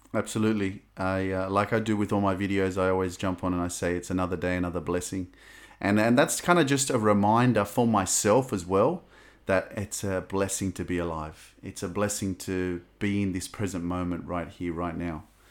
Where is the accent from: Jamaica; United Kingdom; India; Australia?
Australia; I was lucky enough to be born in Australia